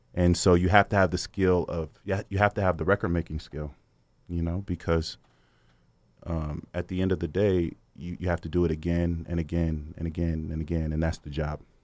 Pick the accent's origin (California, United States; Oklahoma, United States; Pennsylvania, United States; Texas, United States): California, United States; Sacramento; moved away as an adult; also born or lived in Los Angeles; I'm from Sacramento, California. Um, so I was always around music pretty much my whole life. So, you know, growing up, we had the party house